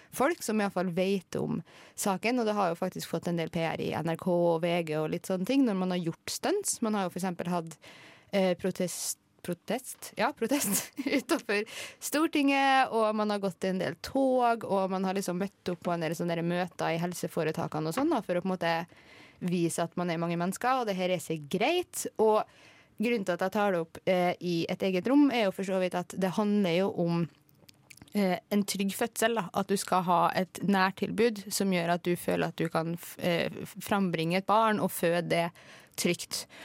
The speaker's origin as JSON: {"language": "Norwegian", "town": "Kristiansund", "region": "Møre og Romsdal", "country": "Norway", "moved": "yes", "said": "jeg er jo fra Kristiansund"}